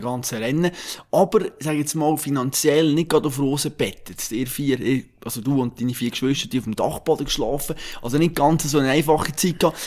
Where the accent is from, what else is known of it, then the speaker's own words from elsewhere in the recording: Switzerland; wir Schweizer